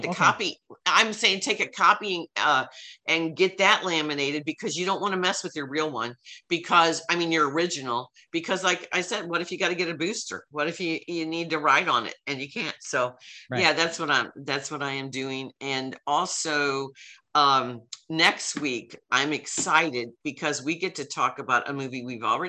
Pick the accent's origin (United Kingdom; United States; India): United States; Belleville, Illinois; Belleville, I want to support them bringing it to my hometown